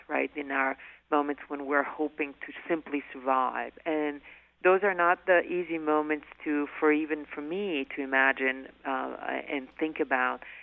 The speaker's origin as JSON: {"language": "English", "country": "Bosnia & Herzegovina", "tie": "born or raised there", "moved": "as an adult", "lives_now": "United States"}